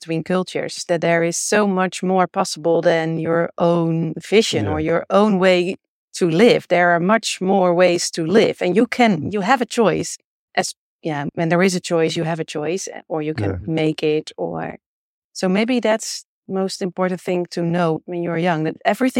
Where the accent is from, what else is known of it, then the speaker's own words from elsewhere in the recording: Monster, South Holland, Netherlands; English is a second language; Here in the Westland area, in a little village named Monster, next to the beach. So in between the beach and The Hague.